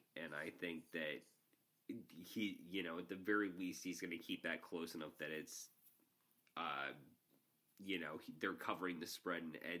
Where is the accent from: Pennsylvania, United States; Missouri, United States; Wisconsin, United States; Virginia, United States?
Wisconsin, United States; moved away; also born or lived in Oregon; I was born in Wisconsin. All my family are Badgers fans. I grew up a Badgers fan.